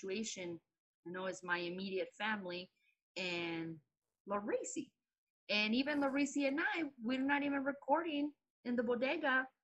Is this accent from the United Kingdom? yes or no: no; Mexico; now in United States; I'm a proud Mexican-American. I'm proud that I was born in Mexico, but I am a citizen.